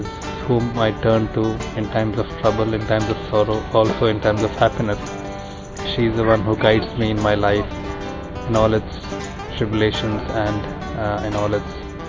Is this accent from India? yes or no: yes; India; I'm coming from India.